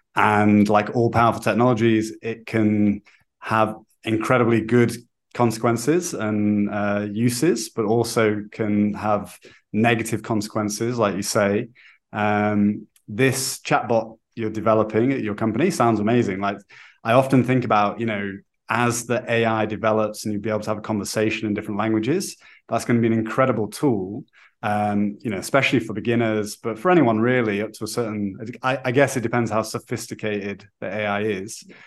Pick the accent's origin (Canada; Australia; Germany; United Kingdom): United Kingdom; now in Brazil; I'm British